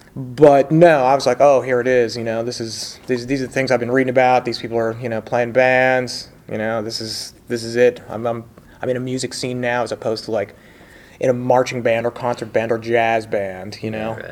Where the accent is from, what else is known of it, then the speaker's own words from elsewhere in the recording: near Harrisburg, near Gettysburg, middle of Pennsylvania, United States; I grew up in the middle of Pennsylvania on a farm uh, near Harrisburg, near Gettysburg